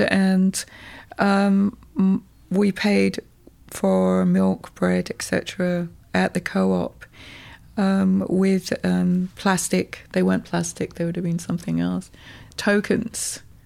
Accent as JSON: {"language": "English", "town": "Birmingham", "region": "West Midlands", "country": "United Kingdom", "tie": "born or raised there", "also_born_or_lived": "South Wales", "moved": "yes", "lives_now": "New York, United States", "said": "I was born in Birmingham"}